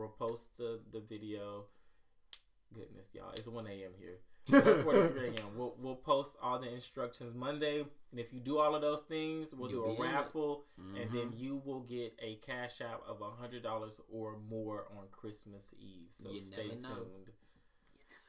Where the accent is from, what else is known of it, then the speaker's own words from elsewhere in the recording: Mississippi, United States; I'm from Mississippi